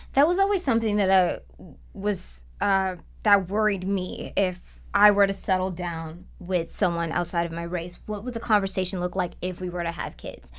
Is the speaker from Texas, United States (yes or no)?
no; Cleveland, Ohio, United States; now in Los Angeles, United States; I'm from Cleveland